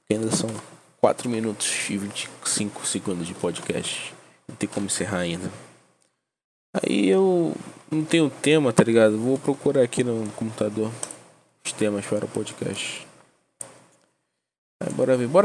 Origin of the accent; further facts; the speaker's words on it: Salvador, Bahia, Brazil; born there; now in Nova Iguaçu, Brazil; tenho 20 anos para 21, moro em Nova Iguaçu, mas nasci em Salvador, Bahia.